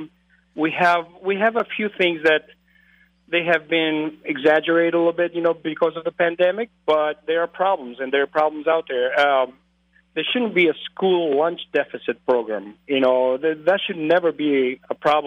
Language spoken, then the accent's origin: English; Greece; moved away as an adult; also born or lived in Twin Cities, Minnesota / Eau Claire, Wisconsin; now in La Crosse, United States; I'm originally from Greece. I grew up in Greece. I grew up on a dairy farm